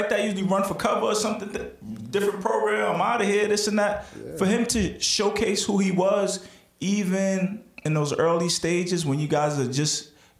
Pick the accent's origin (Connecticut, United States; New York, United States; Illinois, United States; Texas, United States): New York, United States; New York City; I'm born and raised in Brooklyn, New York. Attended Boys and Girls High School.